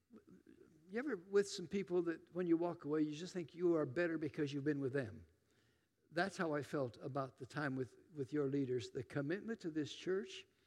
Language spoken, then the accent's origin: English; Tillamook, Oregon, United States; moved away; I'm from Tillamook, Oregon. Anybody know about Tillamook cheese? That's my hometown.